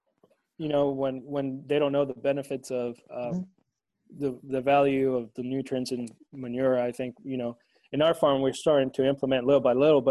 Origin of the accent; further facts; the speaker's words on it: Tegucigalpa, Francisco Morazán, Honduras; where I grew up in Tegucigalpa, that's the capital.